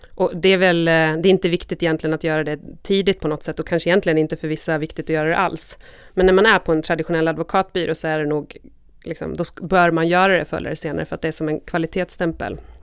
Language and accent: Swedish; Borlänge, Dalarna County, Sweden; moved away; jag var ju från Bålänge och där jag blev jättemusikintresserad, jag vet inte, kanske vid högstadiet någon gång